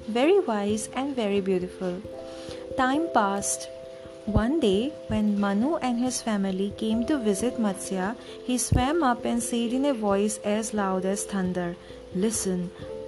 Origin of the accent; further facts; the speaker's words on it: India; my home country